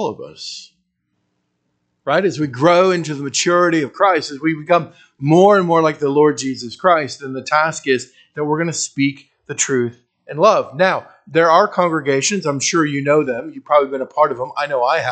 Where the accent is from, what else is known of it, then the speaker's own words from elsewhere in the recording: United States; I hated being an American